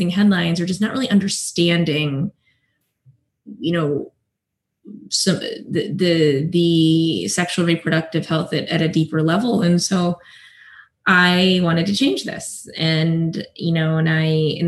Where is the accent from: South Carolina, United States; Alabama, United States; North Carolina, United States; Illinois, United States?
South Carolina, United States; I grew up in South Carolina. I am the daughter of Indian immigrants.